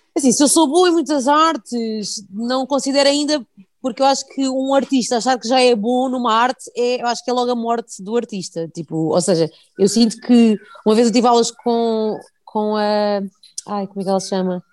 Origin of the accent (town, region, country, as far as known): Portugal